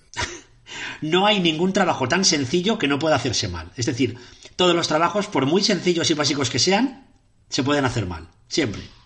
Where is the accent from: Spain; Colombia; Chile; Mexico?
Spain; Catarroja, Valencian Community; era en un pueblo de Valencia que se llama Catarroja, lo más fuerte es que es mi pueblo